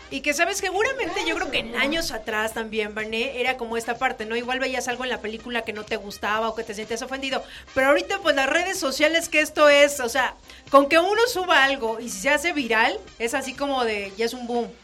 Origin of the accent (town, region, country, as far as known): Mexico